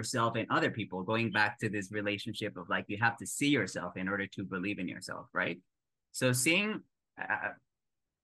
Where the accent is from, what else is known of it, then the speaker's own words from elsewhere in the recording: Mexico; moved away as an adult; now in New York City, United States; being a Mexican moving to the United States